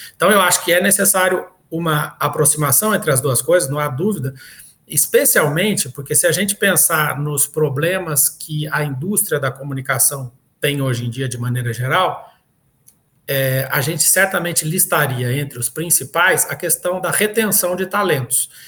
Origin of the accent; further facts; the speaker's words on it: Minas Gerais, Brazil; moved away; Minas Gerais, que foi na cidade onde eu nasci